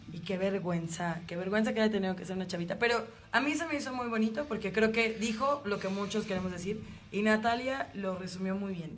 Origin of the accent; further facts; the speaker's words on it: Mexico; como mexicanos